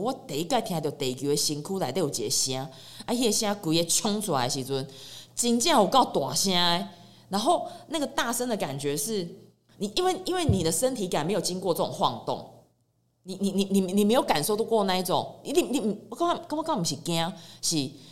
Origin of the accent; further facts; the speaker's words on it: Chiayi, Chiayi City, Taiwan; moved away as an adult; also born or lived in Taipei; 所以我自己在嘉义生活这么多年，我从小就在嘉义长大，一直到我十八岁高中毕业，我才离开嘉义去北部读册